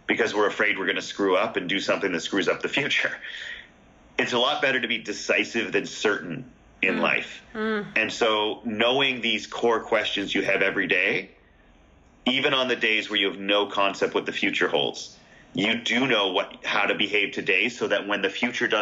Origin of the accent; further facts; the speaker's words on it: Canada; I'm Canadian.